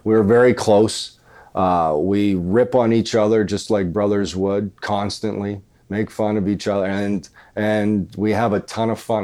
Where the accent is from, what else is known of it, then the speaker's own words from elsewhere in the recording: about an hour from Dauphin, Manitoba, Canada; Dauphin, Manitoba, which is about an hour away from my hometown.